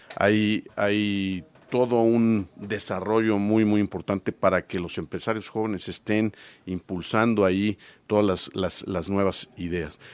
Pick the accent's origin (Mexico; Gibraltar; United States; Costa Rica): Mexico; Puebla; nosotros como poblanos